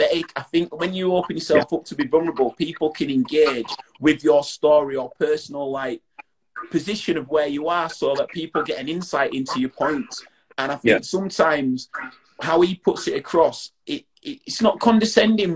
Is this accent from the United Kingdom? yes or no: yes; Bradford, Yorkshire and the Humber, United Kingdom; I'm from Bradford, and I always say that it's, I do the things that I say I'm going to do, because in Bradford, you would be called out